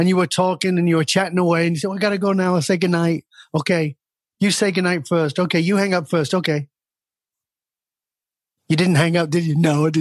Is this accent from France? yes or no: no; the north of England, United Kingdom; moved away; I was born in Northern England in a ghetto surrounded by violence and crime and addiction.